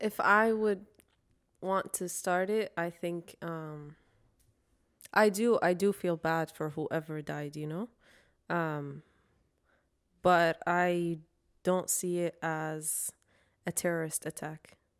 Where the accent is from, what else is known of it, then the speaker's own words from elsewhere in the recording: Iraq; now in United States; two people who are from Iraq and we went through war